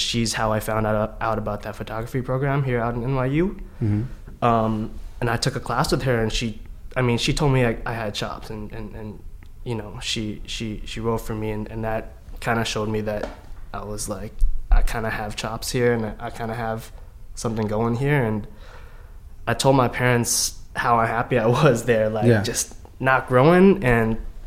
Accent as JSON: {"language": "English", "town": "Vancouver", "region": "British Columbia", "country": "Canada", "tie": "born or raised there", "said": "they came from the Philippines to Canada, where I grew up in Vancouver"}